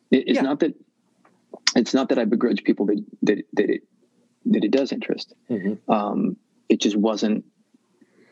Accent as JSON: {"language": "English", "town": "Worcester", "region": "Massachusetts", "country": "United States", "moved": "yes", "said": "I'm from Worcester, Massachusetts originally"}